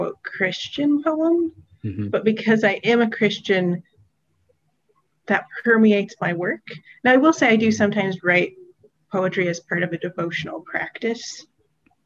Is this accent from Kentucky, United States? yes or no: yes; Western Kentucky, United States; I grew up in Western Kentucky.